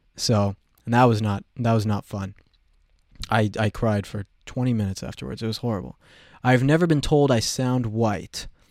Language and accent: English; Colorado, United States; I have been mocked for my accent, okay? I'm from Colorado